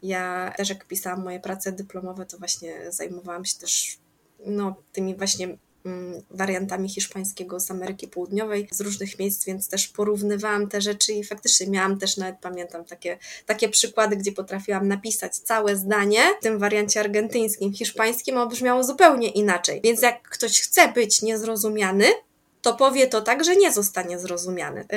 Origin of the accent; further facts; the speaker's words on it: Podkarpacie, Subcarpathian Voivodeship, Poland; ja jestem z Podkarpacia i na pewno mówię jakoś inaczej niż ktoś, kto jest y, z Mazowsza